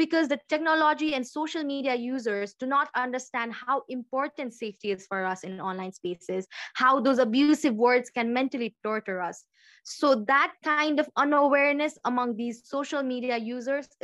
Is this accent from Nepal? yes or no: yes; Nepal; from Nepal.